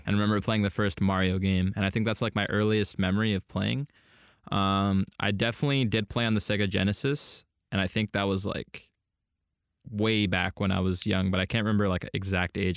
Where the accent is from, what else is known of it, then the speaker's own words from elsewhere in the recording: Poway, California, United States; also born or lived in Canada / Washington; moved to Southern California and lived in, um, Sa-, the San Diego area, Poway, to be more specific, until, like, eighteen